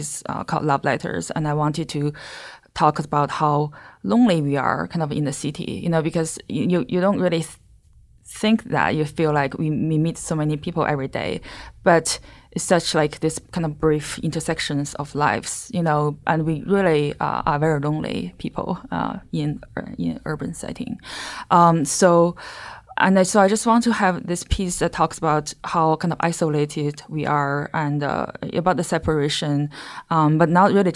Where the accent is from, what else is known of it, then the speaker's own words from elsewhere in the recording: China; English is a second language; moved away; I'm from China